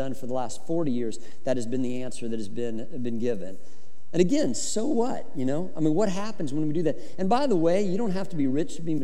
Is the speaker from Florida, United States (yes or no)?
no; Colorado, United States; I grew up in Colorado